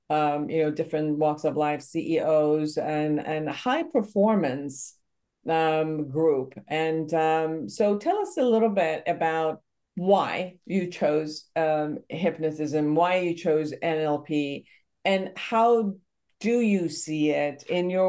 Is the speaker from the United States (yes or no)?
no; Iran; English is a second language; moved away; Originally, Iran.